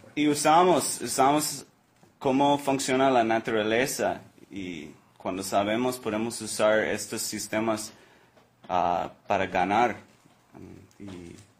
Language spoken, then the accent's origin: Spanish; Florida, United States; Spanish is a second language; also born or lived in Oregon; now in Costa Rica; yo nací en la Florida, una isla tropical